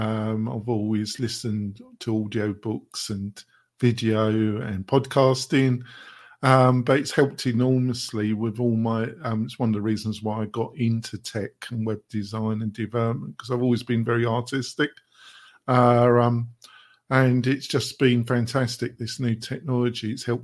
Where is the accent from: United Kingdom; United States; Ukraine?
United Kingdom; England; Sorry, I do this hopefully because I'm English. I like my quick one-liners.